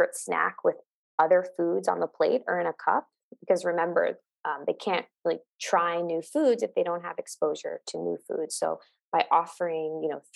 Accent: New York, United States; moved away as an adult; now in Los Angeles, United States; I am physically in Los Angeles, California, but I am from New York. I moved here during COVID

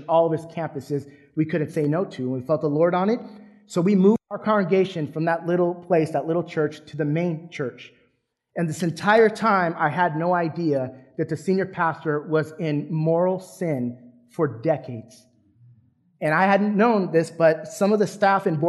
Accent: San Diego, California, United States; moved away as an adult; now in Texas, United States; my family and I, we were born and raised in San Diego, California

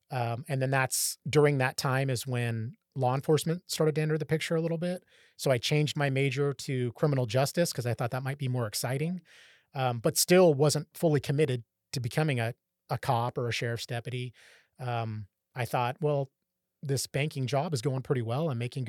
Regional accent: Orangevale, California, United States; That's where I grew up in Orangevale. So not far from Rancho Cordova.

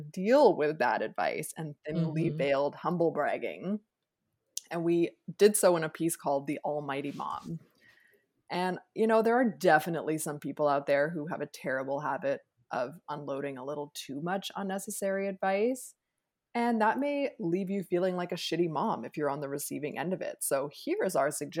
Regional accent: Jamaica; As a Jamaican person

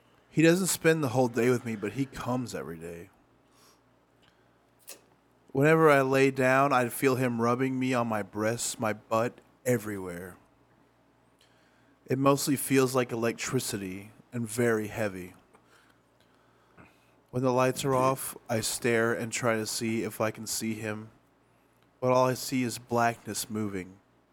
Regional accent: Haiti; now in Miami, United States; About 3.5 years ago, I went to my hometown in Haiti, met this wonderful guy that I fell in love with.

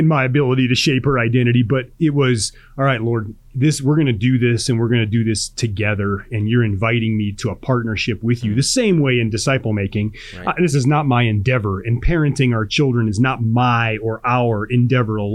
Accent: Chicago, Illinois, United States; I grew up in Chicago

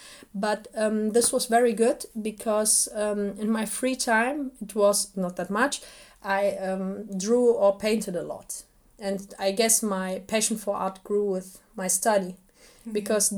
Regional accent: Bonn, North Rhine-Westphalia, Germany; first language Assyrian; English is a second language; also born or lived in Ankawa, Iraq; Bonn is my hometown in Germany and Ankara is my hometown in Iraq or Syria.

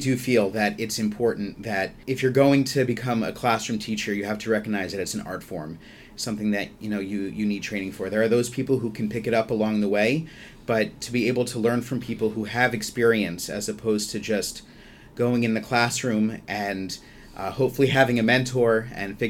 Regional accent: White Plains, New York, United States; moved away as an adult; now in Baltimore, United States; I'm originally from White Plains, New York, suburbs of New York City

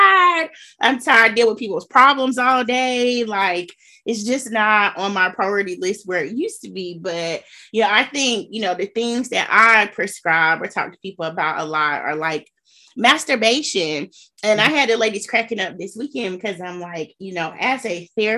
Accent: Gulf Coast, United States; I'm from the Gulf Coast

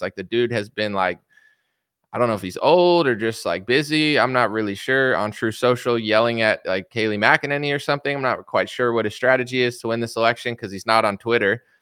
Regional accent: United States; I'm an American.

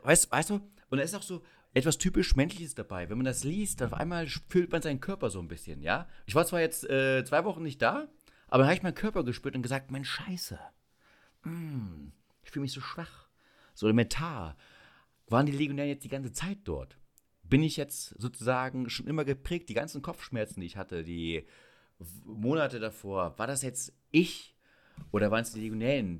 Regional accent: Schönebeck, Saxony-Anhalt, Germany; ich komme ja aus Schönebeck an der Elbe

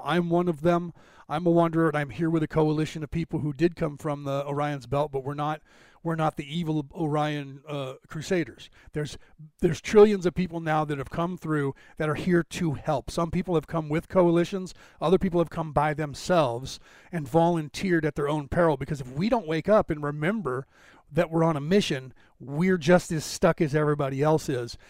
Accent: Ireland; I'm Irish

